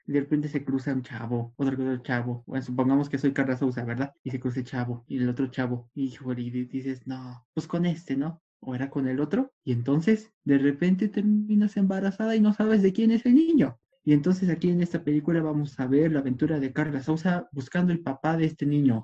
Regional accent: Mexico; nuestro querido México

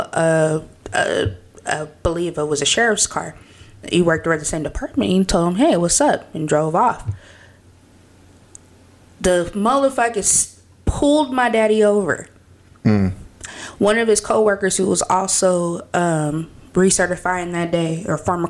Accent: California, United States; I'm from California.

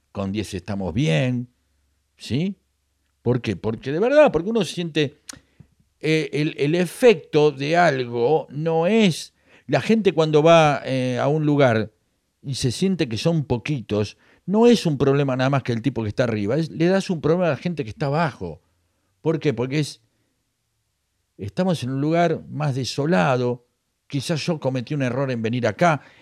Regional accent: La Plata, Buenos Aires Province, Argentina; soy platense, soy el porvenir de Herley y me la banco.

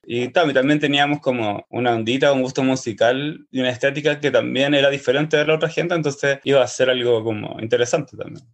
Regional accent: Santiago, Santiago Metropolitan Region, Chile; also born or lived in Pedro Aguirre Cerda; nací en el año 82 en la comuna de Pedro Aguirre Cerda. Ahí viví como hasta los 8 o 9 años y me fui a vivir a Macul, cuando mis papás se separaron. En Macul como que viví caleta de años, viví como 20

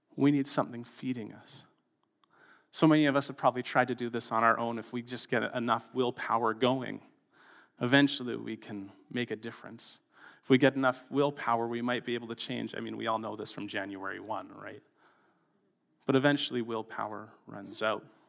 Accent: Canada; as a Canadian, in a tolerant culture

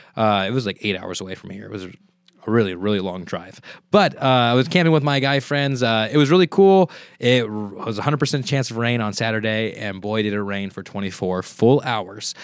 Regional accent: Merced, California, United States; I am from Merced, so naturally I have a lotta people from Merced

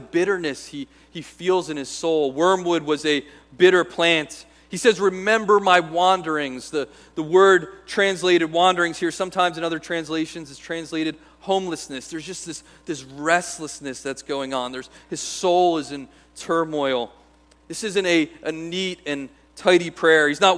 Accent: United States; as American Christians

